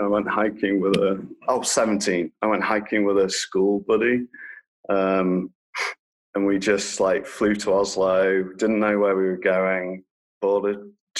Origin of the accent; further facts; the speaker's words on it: Lincolnshire, East Midlands, United Kingdom; moved away as an adult; in Lincolnshire in England, which is a really rural part of the country, like East Coast.